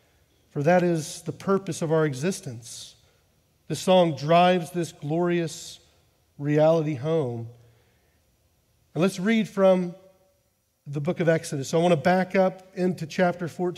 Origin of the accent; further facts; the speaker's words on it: United States; now in Amsterdam, Netherlands; I identify as an American because I am an American.